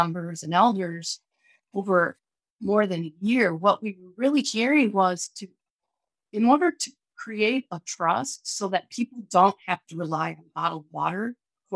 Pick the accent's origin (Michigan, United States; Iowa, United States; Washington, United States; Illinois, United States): Michigan, United States; Western; when I was a kid growing up in Western Michigan, I lived in the country